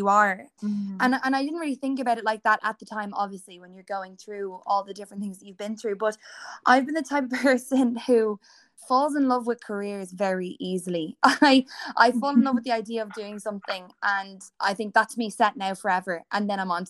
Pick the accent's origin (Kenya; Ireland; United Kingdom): Ireland; Dublin, Leinster; I am from Dublin, born and still living here